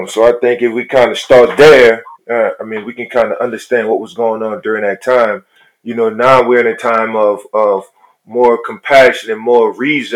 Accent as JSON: {"language": "English", "town": "New Orleans", "region": "Louisiana", "country": "United States", "tie": "born or raised there", "said": "I was born and raised in poverty in New Orleans, from the projects"}